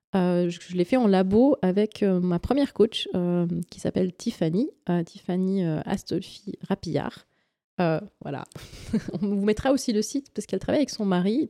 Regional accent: Valais, Switzerland; je suis d'origine du Valais

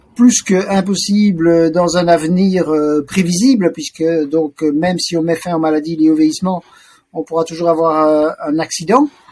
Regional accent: Brussels, Brussels-Capital Region, Belgium; Je suis né donc à Bruxelles en 1962. J'y ai toujours euh, vécu

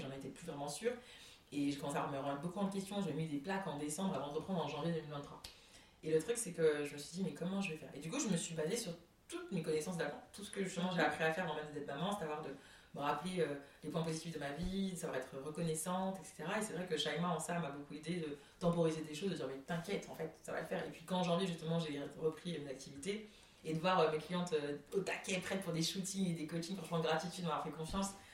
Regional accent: Comoros; je suis comorienne

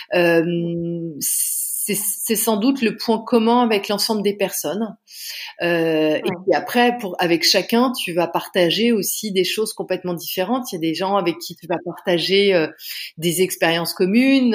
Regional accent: Canada; also born or lived in Paris, France; now in Bordeaux, France; moi, je suis canadienne d'origine. Euh, j'ai été élevée au Canada

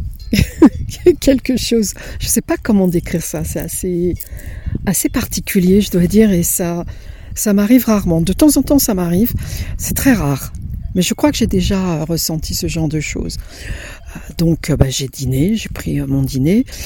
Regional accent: Italy; moved away; mon enfance en Italie lorsque j'étais dans la ferme de mes grands-parents.

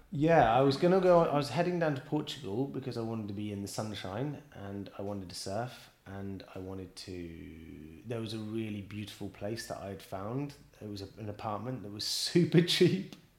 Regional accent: Bristol, South West England, United Kingdom; moved away as an adult; also born or lived in London; now in Paris, France; I was born and raised in Bristol

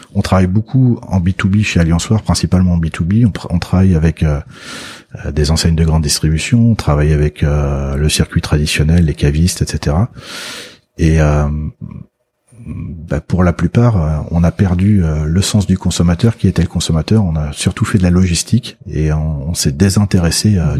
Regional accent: Loire, France; je suis de la Loire

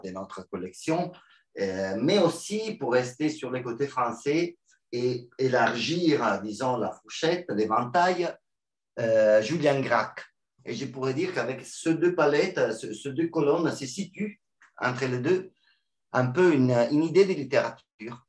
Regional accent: Milan, Lombardy, Italy; French is a second language; now in Rome, Italy; je ne suis pas romain, mais je suis des Milan.

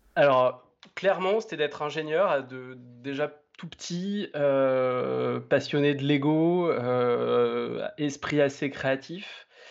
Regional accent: Romans-sur-Isère, Auvergne-Rhône-Alpes, France; now in Lyon, France; j'ai euh, grandi euh, donc dans la banlieue de hum, Romans-sur-Isère, qui est donc dans la Drôme

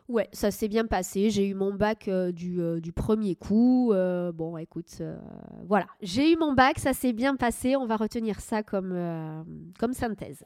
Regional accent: Médoc, Nouvelle-Aquitaine, France; also born or lived in Agen / Angoulême / Paris; j'ai grandi dans le Médoc

